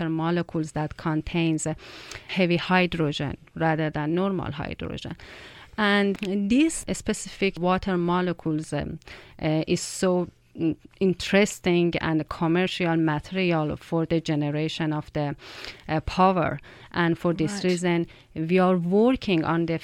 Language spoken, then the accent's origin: English; Iran; moved away as an adult; now in Canada; my home country, Iran